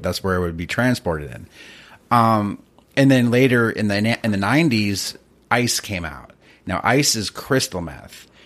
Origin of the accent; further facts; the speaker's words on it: East Coast, United States; I grew up in the East Coast